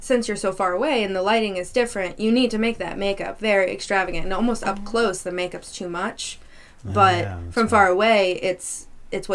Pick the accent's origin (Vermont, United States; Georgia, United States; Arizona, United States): Vermont, United States; moved away as an adult; also born or lived in Manassas, Virginia; I'm from Vermont, so I, you know, I lived in Manassas